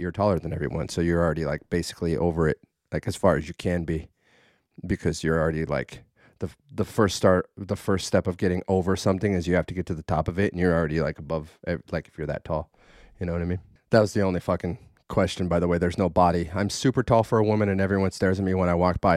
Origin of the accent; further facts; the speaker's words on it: Idaho, United States; I was raised in Idaho